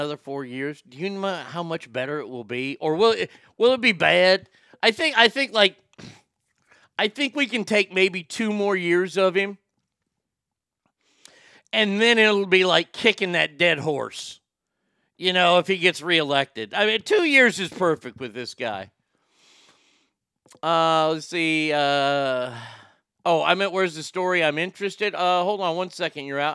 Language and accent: English; Texas, United States; I was raised in Texas. And in Texas here, we don't have a lot of Jewish people